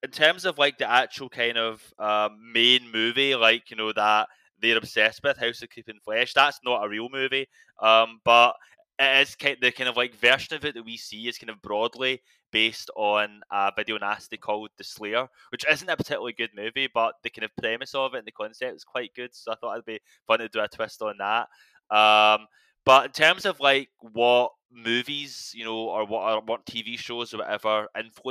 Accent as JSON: {"language": "English", "region": "Scotland", "country": "United Kingdom", "said": "I'm Scottish"}